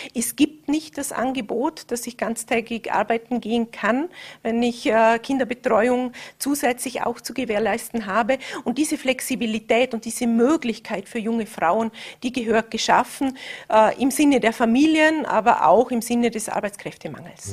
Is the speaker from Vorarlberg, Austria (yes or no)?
yes; Vorarlberg, Austria; bei uns im Ländle